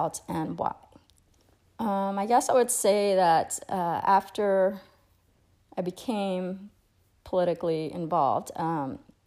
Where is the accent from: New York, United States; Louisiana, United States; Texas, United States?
Louisiana, United States; Acadiana; in my hometown